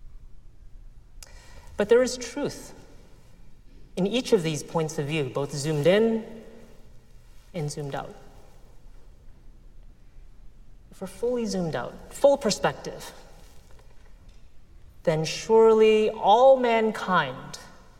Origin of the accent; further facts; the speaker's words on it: United States; I grew up in the United States of America